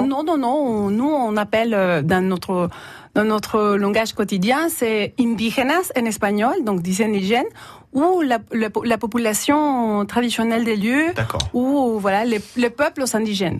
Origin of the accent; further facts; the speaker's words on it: El Salvador; French is a second language; now in France; je suis salvadorienne